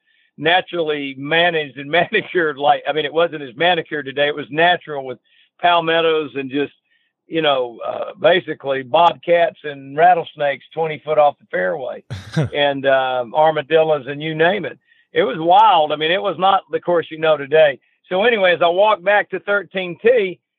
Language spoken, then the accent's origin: English; Georgia, United States; I was born in Georgia, and my family's from Georgia from 1800